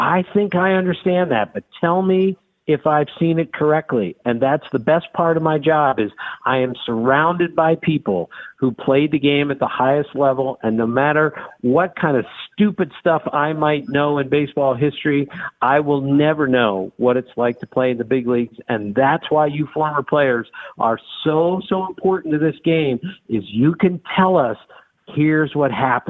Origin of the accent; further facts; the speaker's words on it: Maryland, United States; I grew up in Maryland, so I understood the Orioles tradition and their heritage, which was so rich and so thick.